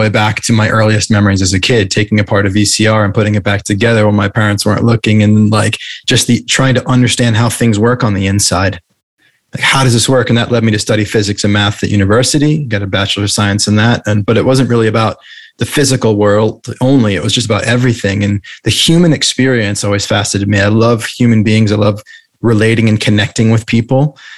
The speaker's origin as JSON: {"language": "English", "region": "New England", "country": "United States", "tie": "born or raised there", "also_born_or_lived": "London / Santa Monica", "moved": "as an adult", "lives_now": "Maui, United States", "said": "I grew up in the Northeast in New England"}